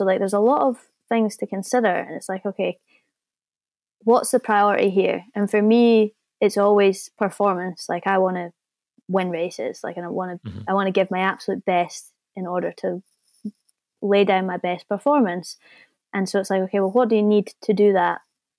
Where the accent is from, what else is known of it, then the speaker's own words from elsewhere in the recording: New Zealand; And I'm coming from New Zealand. So, you know, if I can make it happen, then you can definitely make it happen.